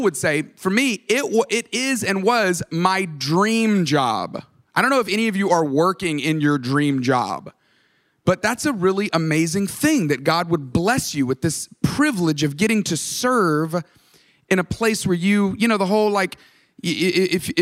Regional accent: Tuscaloosa, Alabama, United States; moved away as an adult; also born or lived in Atlanta, Georgia; I grew up in Tuscaloosa, Alabama

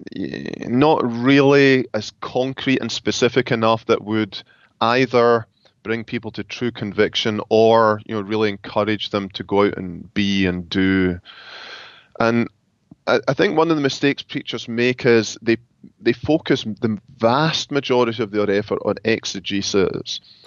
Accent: Scotland, United Kingdom; moved away as an adult; now in Grand Rapids, United States; I am from Scotland

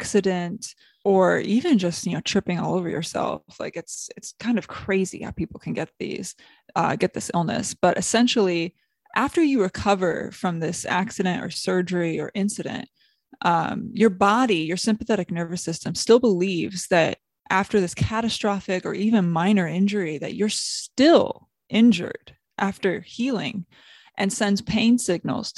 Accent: South Bend, Indiana, United States; moved away as an adult; now in Los Angeles, United States; I'm from South Bend, Indiana, and I currently work in Los Angeles

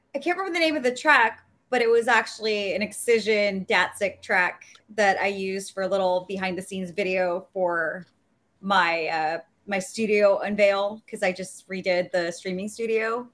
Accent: Los Angeles, California, United States; repping my hometown, Los Angeles, California. My home, like, I just, I'm born and raised here

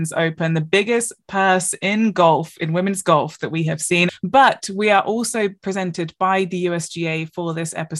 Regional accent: England, United Kingdom; growing up in England

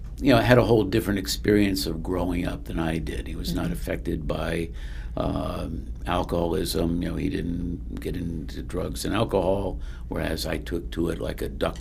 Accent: Bridgeport, Connecticut, United States; also born or lived in Delaware; I was born in Delaware, grew up mostly in Connecticut in the Bridgeport, West Haven area. Mm-hmm. I alternated between those two. But I lived in practically every town in Connecticut at some point in my life.

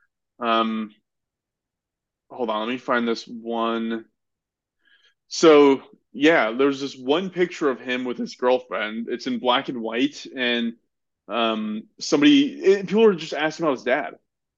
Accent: United States

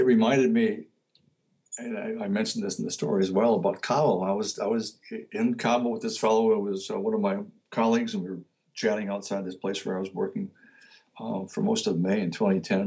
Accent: Detroit, Michigan, United States; also born or lived in Oregon / Virginia; now in Connecticut, United States; where I grew up, which was Detroit

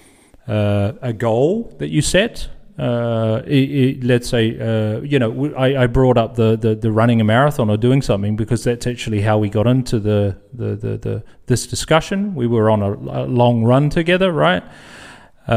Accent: New Zealand; moved away as an adult; now in Netherlands; I'm from New Zealand and living in the Netherlands now for close to, 18 years or so

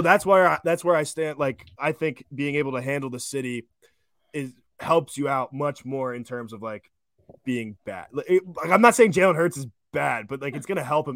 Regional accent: Darby, Pennsylvania, United States; I grew up in Darby

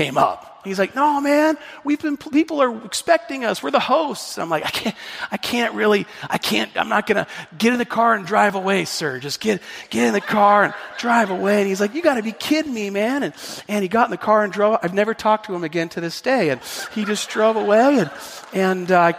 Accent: the Northwest, Pacific Northwest, United States; I'm from the Northwest

